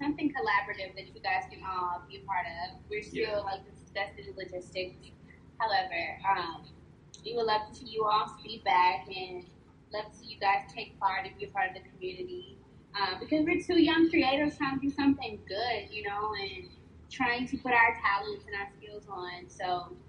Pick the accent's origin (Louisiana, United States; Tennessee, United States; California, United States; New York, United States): Louisiana, United States; now in Houston, United States; I'm from Louisiana, so we're Creole